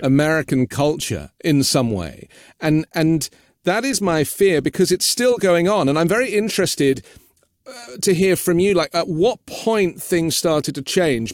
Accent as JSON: {"language": "English", "region": "London", "country": "United Kingdom", "tie": "born or raised there", "said": "I grew up in London"}